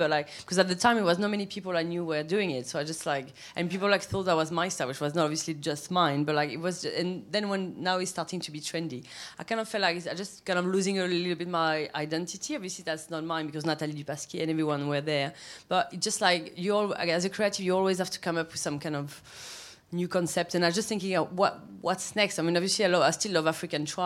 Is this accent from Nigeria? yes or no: no; south of France, France; English is a second language; moved away as an adult; also born or lived in Paris; now in London, United Kingdom; we came back to south of France. When I was two, and I grew up in a village where like 300 people, like really tiny